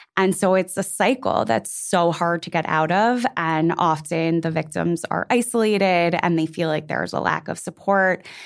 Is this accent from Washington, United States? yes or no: no; New York City, New York, United States; I just turned 37 and I, like you, am from New York City